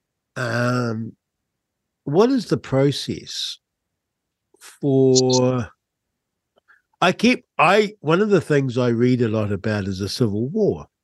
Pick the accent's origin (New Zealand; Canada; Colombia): New Zealand; Rangiora, Canterbury; I grew up in Rangura, just north of Christchurch